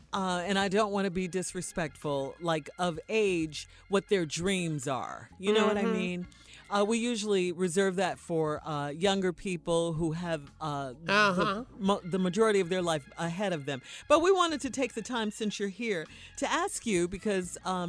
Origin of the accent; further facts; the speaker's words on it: Chicago, Illinois, United States; Yes, yes, from my hometown.